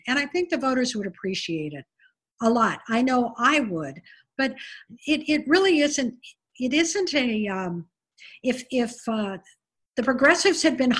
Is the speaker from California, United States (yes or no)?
yes; California, United States; now in Maui, United States; I grew up in California